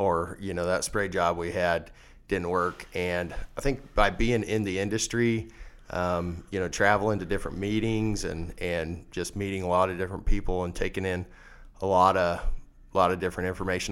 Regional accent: Leoti, west central Kansas, United States; I was born and raised in Leota, uh, a little town out in west central Kansas

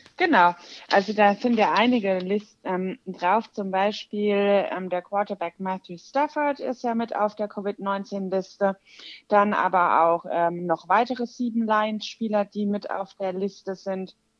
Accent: Walldorf, Baden-Württemberg, Germany; ich komme aus Waldorf, das ist in der Nähe von Heidelberg

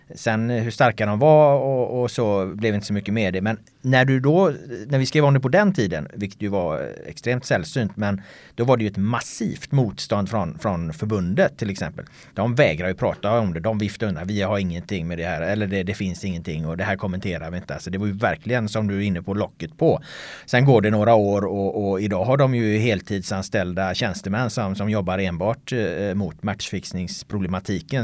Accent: Jonsered, Västra Götaland, Sweden; moved away as an adult; also born or lived in Ljungskile / United States; now in Stockholm, Sweden; Jonsered då som är den, den lilla by där jag växte upp

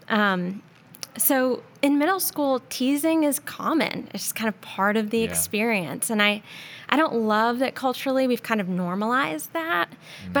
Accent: Charlotte, North Carolina, United States; also born or lived in New York; I was born in New York, but essentially was raised here in the South in Charlotte. We moved here when I was 5

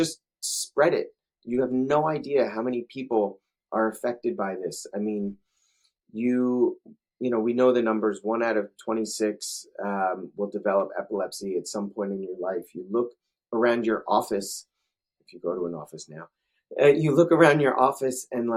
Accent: New Jersey, United States; now in Charlotte, United States; me being born and raised in New Jersey

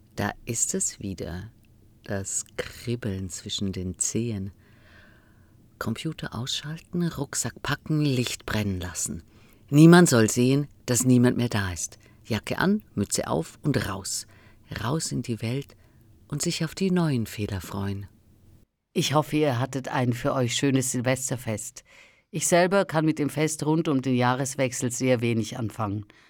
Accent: Northern Black Forest, Baden-Württemberg, Germany; ich bin in einer Kleinstadt im Nordschwarzwald aufgewachsen.

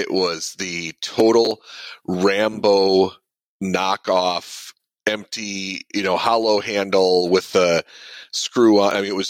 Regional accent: Southwest Michigan, United States; moved away as an adult; also born or lived in Kalamazoo, Michigan; I grew up in Southwest Michigan. I was born in Kalamazoo, raised just a little north of there, and lived there until I was about 30. I was in the military for a time and moved around when I was in the Marine Corps

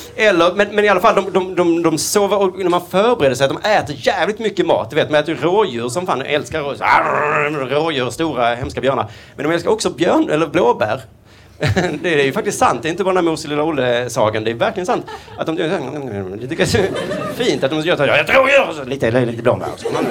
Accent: Skåne, Sweden; accent: Skånska; jag pratar skånska

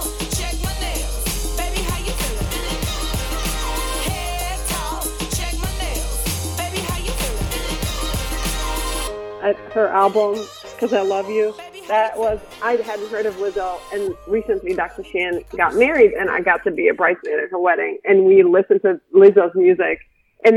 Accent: Bulgaria; moved away as an adult; now in United States; I'm from Bulgaria, born and raised, and I came to the United States when I was a freshman in college.

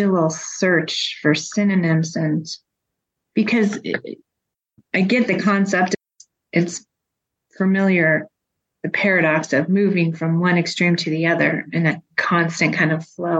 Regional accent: Colorado, United States; growing up in Colorado

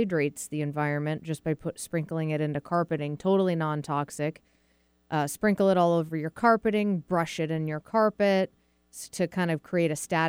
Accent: Massachusetts, United States; now in Seattle, United States; I grew up in Massachusetts

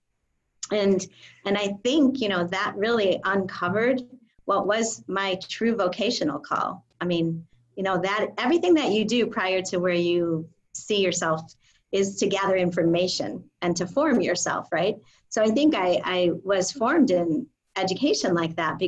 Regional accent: Illinois, United States; we're both from Illinois

